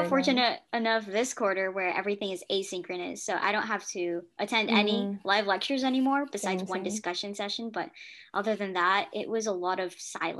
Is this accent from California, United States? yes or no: yes; California, United States; and I'm from California.